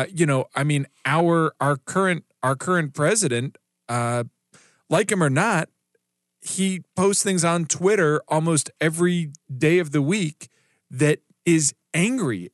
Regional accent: South Carolina, United States; moved away; my home state of South Carolina

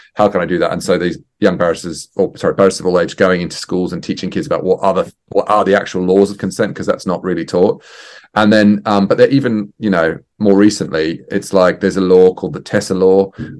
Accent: Australia; I'm Australian as well

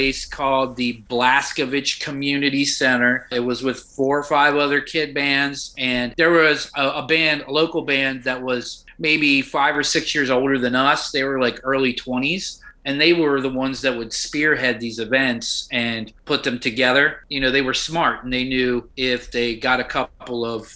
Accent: Wheeling, West Virginia, United States; I'm from West Virginia, born and raised in the northern panhandle of West Virginia

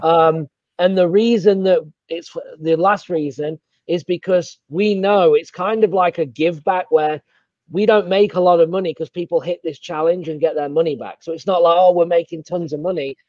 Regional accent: England, United Kingdom; accent: English; now in Savannah, United States; I've got an English accent

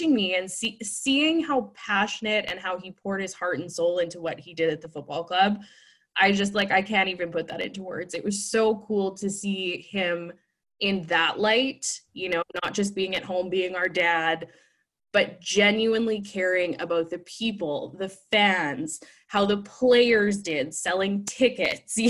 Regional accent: Winnipeg, Manitoba, Canada; being from, born and raised in Winnipeg

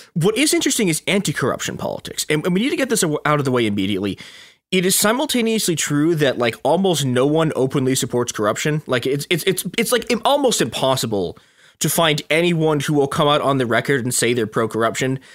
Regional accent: Chicago suburbs, Illinois, United States; I didn't grow up in Chicago. I grew up in Chicago's even more corrupt suburbs.

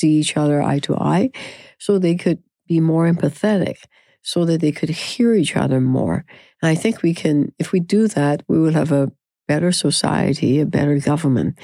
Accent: Canada; we are so Canadian

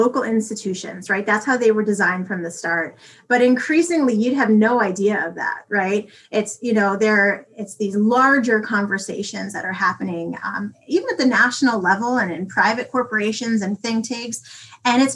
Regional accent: New York City, New York, United States; moved away as an adult; now in North Dakota, United States; I've only lived here for a year and I'm from the Bronx

